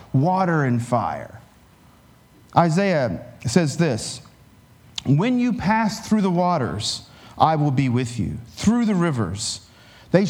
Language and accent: English; Appalachia, United States; I grew up as an Appalachian Pentecostal